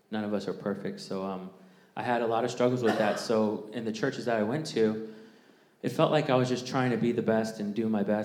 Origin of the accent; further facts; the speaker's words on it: Jacksonville, United States; I grew up in Jacksonville as well. I've been here since sixth grade